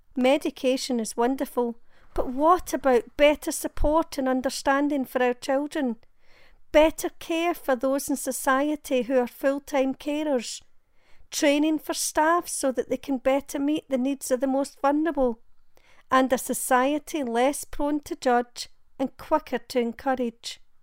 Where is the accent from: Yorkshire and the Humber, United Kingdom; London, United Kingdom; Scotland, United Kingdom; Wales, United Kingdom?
Scotland, United Kingdom; Glasgow; I'm from Glasgow in Scotland.